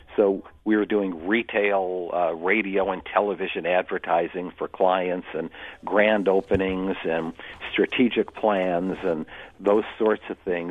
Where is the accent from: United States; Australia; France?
United States; Utica, New York; my hometown, uh, Utica. Uh, oh. New York